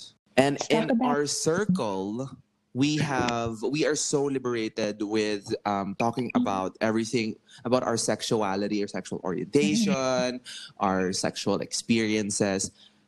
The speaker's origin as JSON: {"language": "English", "country": "Philippines", "tie": "born or raised there", "said": "Growing up in the Philippines, where most households will choose to be conservative and not be liberated in terms of sex education"}